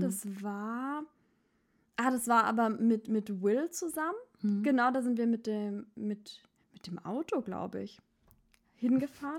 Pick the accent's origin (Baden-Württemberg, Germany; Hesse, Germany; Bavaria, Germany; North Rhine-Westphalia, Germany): Baden-Württemberg, Germany; now in Berlin, Germany; ich bin keine Schwäbin, ich bin Badnerin.